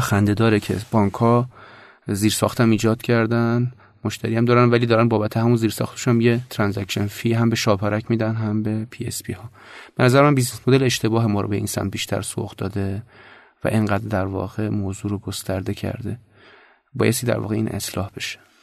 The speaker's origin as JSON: {"language": "Persian", "town": "Tehran", "region": "Tehran Province", "country": "Iran", "tie": "born or raised there", "said": "خلاصش میشه که بچه تهرانم جنوب شهر تهران"}